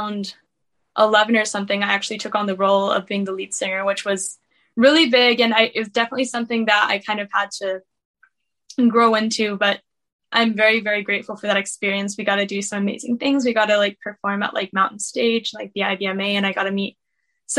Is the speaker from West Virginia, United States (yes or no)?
yes; Beckley, West Virginia, United States; I was born and raised in Beckley, West Virginia